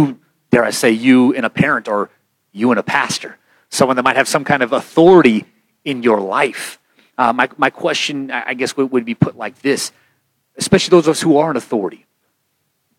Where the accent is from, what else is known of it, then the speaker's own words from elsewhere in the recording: United States; as an American